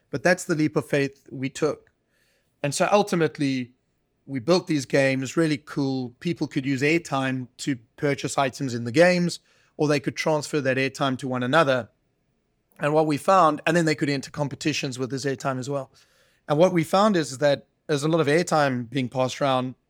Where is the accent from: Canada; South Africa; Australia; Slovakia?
South Africa; moved away; it wasn't a push away from South Africa and Africa. I love, you know, this is my home country